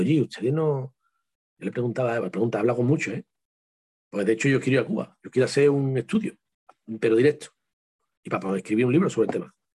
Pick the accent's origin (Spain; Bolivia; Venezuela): Spain; Seville, Andalusia; con mi tierra, con la parte de sur, Andalucía.